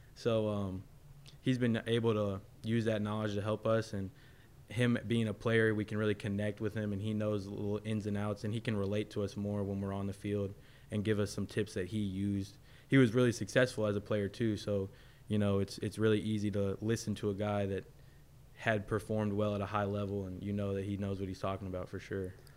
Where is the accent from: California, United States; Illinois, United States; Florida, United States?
Florida, United States; I'm from Florida